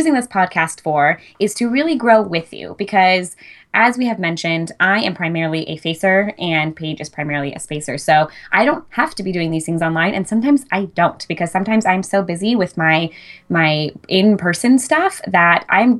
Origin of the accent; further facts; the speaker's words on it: Fresno, California, United States; now in San Luis Obispo, United States; But I moved to San Luis Obispo from the Fresno area. And a lot of my initial clientele was people that I knew from home, because that was like where my roots were the deepest at the time.